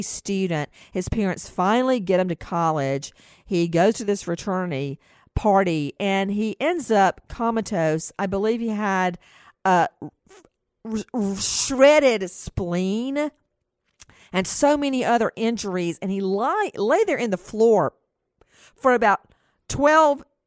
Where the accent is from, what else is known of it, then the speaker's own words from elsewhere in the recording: Macon, Georgia, United States; my hometown, Macon, Georgia